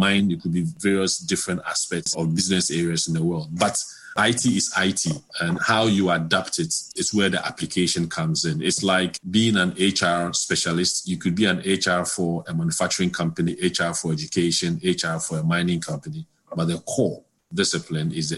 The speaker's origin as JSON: {"language": "English", "country": "Ghana", "tie": "born or raised there", "also_born_or_lived": "London, United Kingdom", "moved": "as an adult", "said": "I was born in Ghana, then completed my secondary cycle in Ghana and went over to the UK to complete my university degree"}